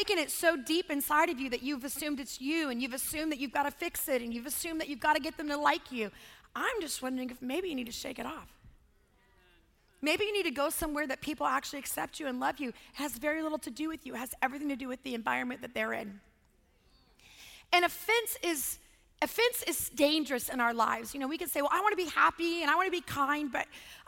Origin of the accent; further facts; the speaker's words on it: California, United States; also born or lived in Los Angeles, California; I grew up in Lake Tahoe. I went to high school in LA.